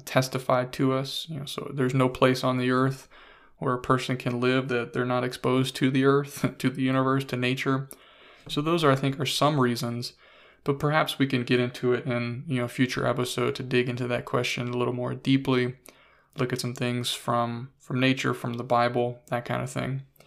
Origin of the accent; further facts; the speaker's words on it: United States; growing up in the United States of America